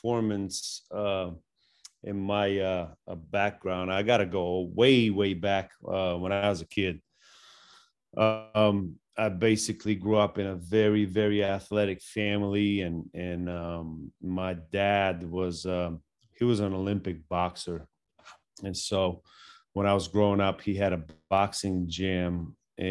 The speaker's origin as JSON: {"language": "English", "country": "Bulgaria", "tie": "born or raised there", "moved": "yes", "said": "I grew up in Bulgaria"}